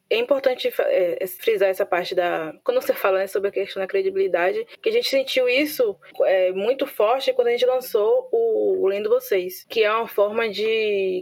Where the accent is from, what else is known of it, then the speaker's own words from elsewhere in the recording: Santo Amaro, Bahia, Brazil; eu sou de Santo Amaro, não sou de Salvador